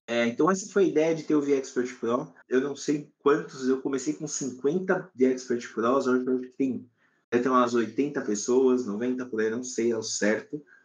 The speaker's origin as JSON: {"language": "Portuguese", "country": "Brazil", "said": "eu, aqui no Brasil, sou brasileiro"}